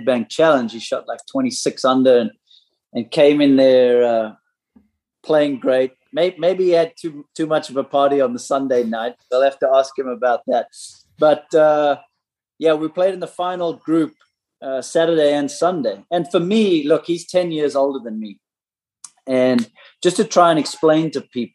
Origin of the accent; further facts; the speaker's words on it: South Africa; growing up in South Africa in the late 80s